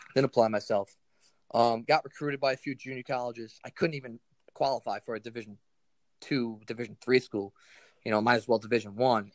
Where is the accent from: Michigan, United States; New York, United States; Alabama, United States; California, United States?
New York, United States; New York City; I was a kid from Staten Island